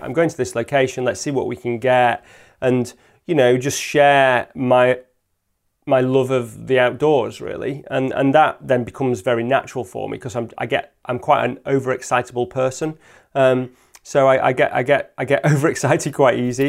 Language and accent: English; Lake District, North West England, United Kingdom; now in Peak District, United Kingdom; I grew up in the Lake District and I now live in the Peak District